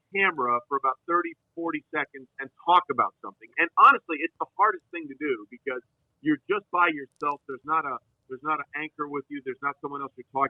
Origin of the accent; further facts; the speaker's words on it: Greenwich, Connecticut, United States; also born or lived in New York / California / Hong Kong; I grew up in Greenwich, Connecticut, right outside New York City. I was born in New York. We moved to California for a little while